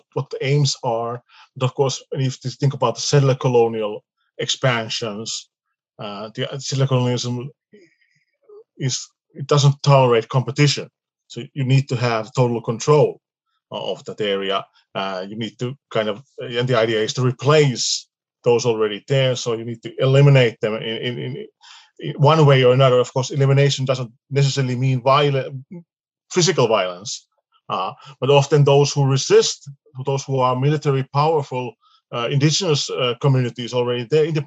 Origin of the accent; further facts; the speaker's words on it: Finland; we are from Finland